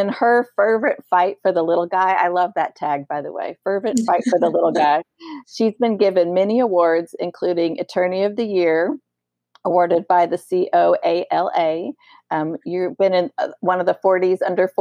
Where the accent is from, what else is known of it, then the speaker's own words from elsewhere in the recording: Colorado, United States; moved away as an adult; now in Oklahoma, United States; I'm originally from Colorado and we moved here in January.